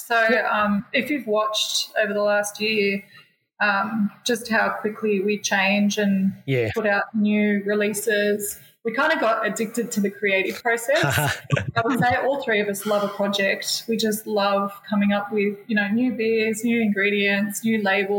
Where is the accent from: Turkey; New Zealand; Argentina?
New Zealand; you know, as another Kiwi, he was really supportive